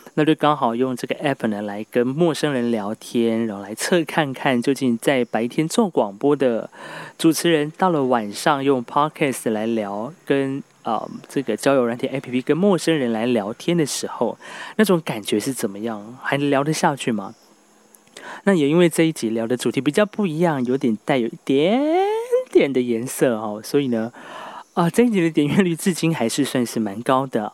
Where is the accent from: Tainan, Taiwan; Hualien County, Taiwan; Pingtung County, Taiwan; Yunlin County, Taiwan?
Hualien County, Taiwan; Hualien; 我是来自花莲的阿敏族